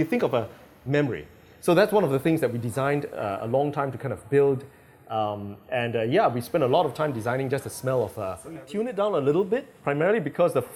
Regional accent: Singapore; I'm Singaporean.

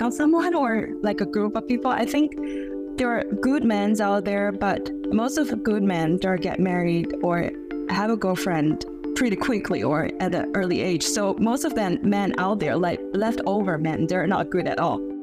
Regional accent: China; now in Beijing, China; my hometown in second tier city

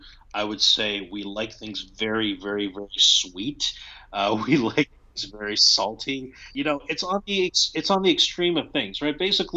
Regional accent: United States

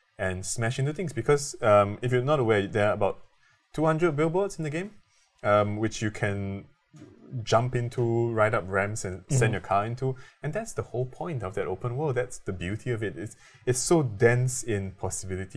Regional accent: Singapore; I'm Singaporean

